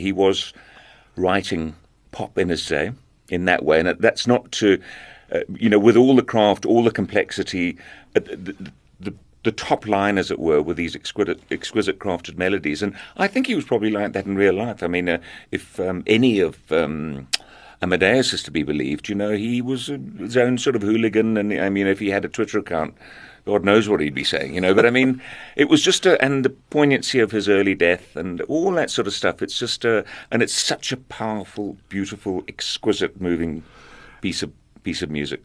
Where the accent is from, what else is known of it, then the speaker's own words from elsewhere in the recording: South Africa; also born or lived in Zambia; growing up in South Africa